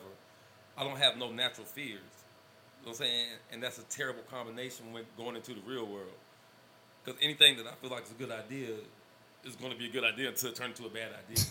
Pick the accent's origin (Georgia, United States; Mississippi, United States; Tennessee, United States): Georgia, United States; we was from Georgia.